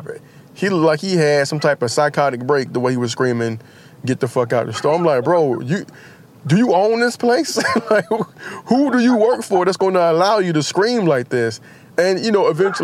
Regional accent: United States; as an American

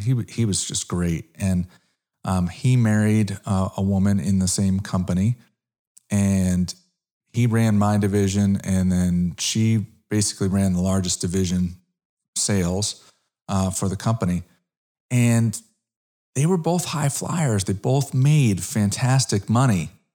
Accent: Connecticut, United States; moved away as an adult; also born or lived in South Florida; now in Dallas, United States; I'm originally an East Coast guy. I'm originally from Connecticut

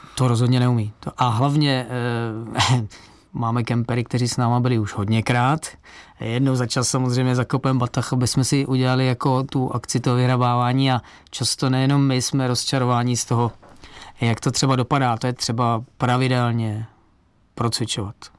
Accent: Czechia; pocházím z Beskydy a tam mě rodiče prostě brali na svach

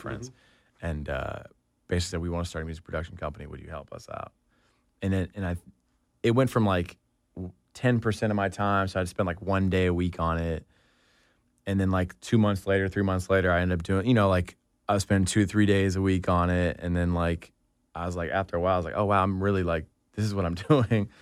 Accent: Atlanta, Georgia, United States; growing up in Atlanta

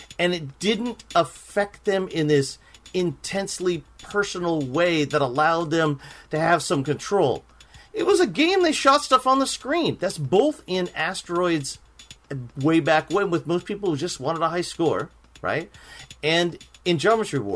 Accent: Los Angeles, California, United States; we're from Los Angeles

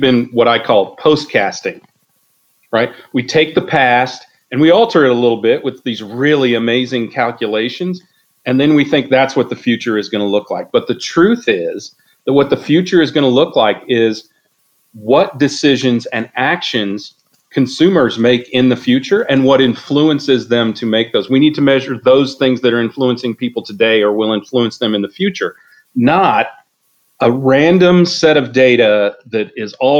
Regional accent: the Midwest of the United States, United States; also born or lived in Wichita, Kansas; I come from the Midwest of the United States

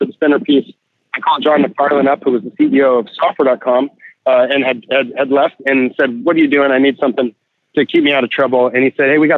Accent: Santa Barbara, California, United States; I live in Santa Barbara, it's my hometown

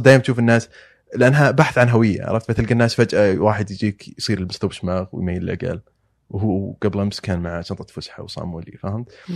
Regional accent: Dhahran, Eastern Province, Saudi Arabia; moved away as an adult; also born or lived in Najran; now in New York, United States; عايش والد في الظهران

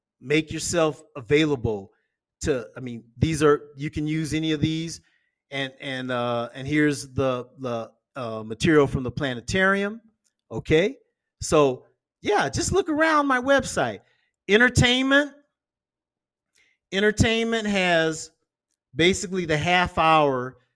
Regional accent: Omaha, Nebraska, United States; now in Escazú, Costa Rica; where I grew up in Omaha, Nebraska, in the community

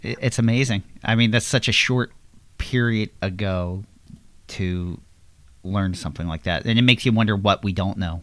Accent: Levittown, Pennsylvania, United States; I grew up in Levittown, Pennsylvania

